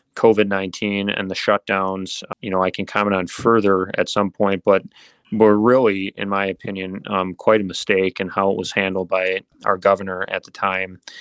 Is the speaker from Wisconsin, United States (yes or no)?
yes; Mosinee, Wisconsin, United States; also born or lived in Minnesota / West Virginia / Pittsburgh; born and raised in Mosinee, Wisconsin